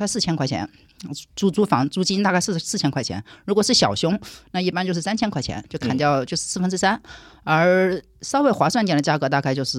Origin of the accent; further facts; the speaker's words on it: Shanghai, China; 对的，我们上海人不不吃这个亏，所以他们就跳了起来，拉着我跑的。